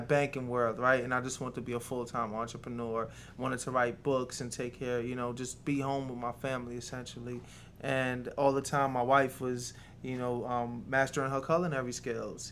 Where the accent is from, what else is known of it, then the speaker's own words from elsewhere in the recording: New York City, New York, United States; also born or lived in Jamaica; now in Georgia, United States; Originally, I'm from uh, Jamaica, but I grew up in New York City. Yeah, I spent most of my years in New York City